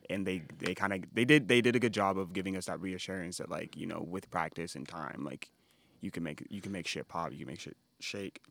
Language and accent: English; Los Angeles, California, United States; born or raised there